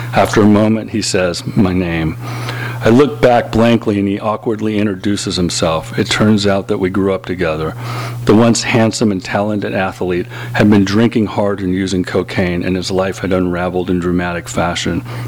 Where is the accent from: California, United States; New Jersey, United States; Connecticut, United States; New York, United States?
California, United States; Los Angeles; growing up in Los Angeles